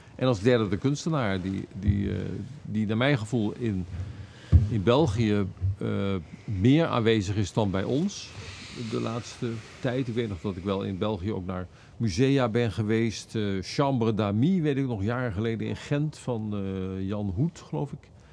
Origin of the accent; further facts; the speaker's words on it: Netherlands; als Nederlanders